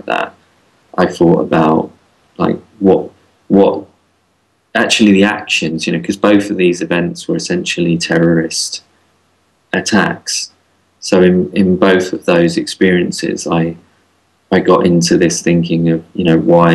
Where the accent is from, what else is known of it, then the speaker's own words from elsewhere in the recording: London, United Kingdom; growing up in London